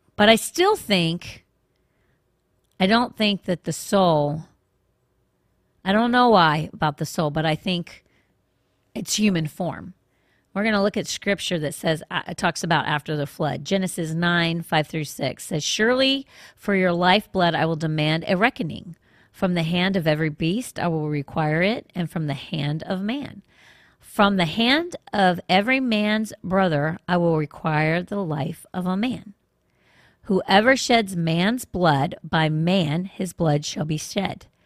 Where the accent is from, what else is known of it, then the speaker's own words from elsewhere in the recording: Washington, District of Columbia, United States; I grew up in Washington, D.C.